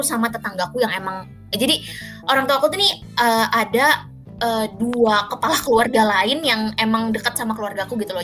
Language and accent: Indonesian; Jakarta, Indonesia; moved away as an adult; also born or lived in East Java; lahir dan besar di Jakarta